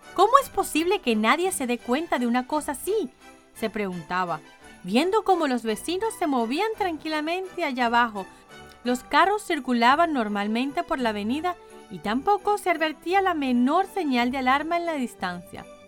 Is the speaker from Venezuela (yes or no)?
yes; Caracas, Capital District, Venezuela; moved away; mi ciudad natal, Caracas